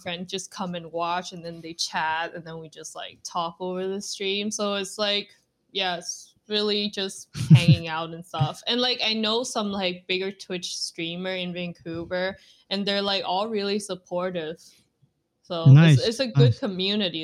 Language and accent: English; Vietnam; now in Canada; I was born and raised in Vietnam